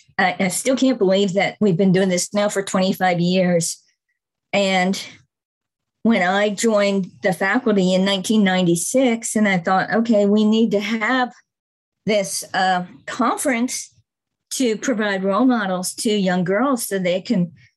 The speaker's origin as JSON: {"language": "English", "town": "Murfreesboro", "region": "Tennessee", "country": "United States", "said": "And I can do that too, because I'm from Murfreesboro and Jennifer's from Murfreesboro."}